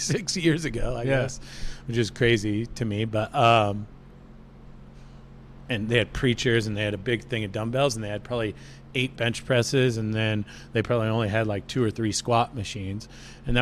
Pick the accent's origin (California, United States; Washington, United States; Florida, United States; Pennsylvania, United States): Washington, United States; Snohomish; moved away as an adult; also born or lived in Seattle; now in San Jose, United States; in Washington State, where I grew up in Snohomish